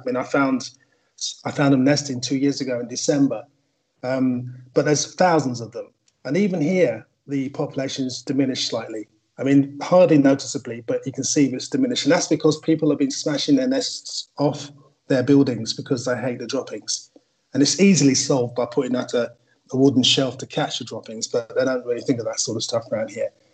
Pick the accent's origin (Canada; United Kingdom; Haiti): United Kingdom; Wembley, London; I grew up in Wembley